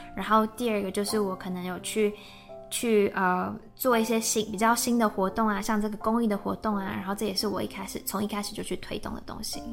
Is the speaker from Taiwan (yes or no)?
yes; Taiwan; moved away as an adult; now in Germany; 我是在台湾念书长大，嗯。然后也在台湾工作，所以之前是正大毕业的。那在正大的时候是先念了中文系，后来转广告系